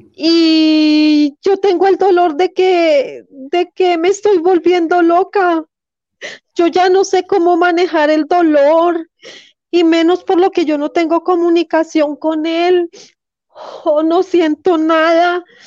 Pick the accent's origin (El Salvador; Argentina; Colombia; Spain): Colombia; Yo soy también colombiana.